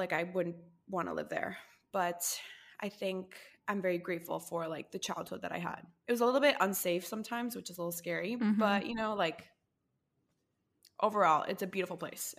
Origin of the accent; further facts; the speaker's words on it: Costa Rica; moved away as an adult; I was born and raised in Costa Rica and lived there until I was like 19.